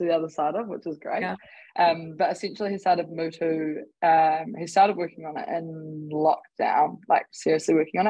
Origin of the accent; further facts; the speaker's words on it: Warkworth, Auckland, New Zealand; moved away as an adult; also born or lived in Dunedin; now in Christchurch, New Zealand; I hail originally from Warkworth, which is just north of Auckland. Sort of grew up rurally with my family.